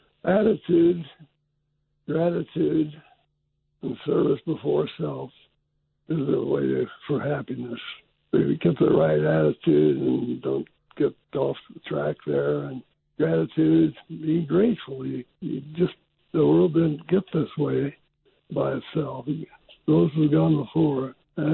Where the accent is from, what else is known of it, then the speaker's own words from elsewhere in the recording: United States; I was born in the United States of America